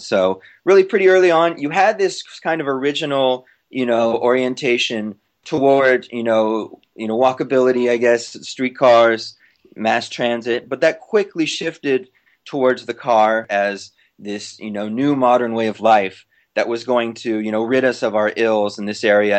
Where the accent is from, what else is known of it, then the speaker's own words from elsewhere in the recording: Long Beach, California, United States; I'm from Long Beach